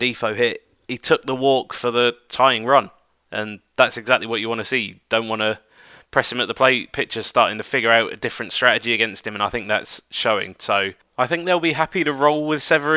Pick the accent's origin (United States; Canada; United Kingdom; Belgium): United Kingdom; one of my fellow Brits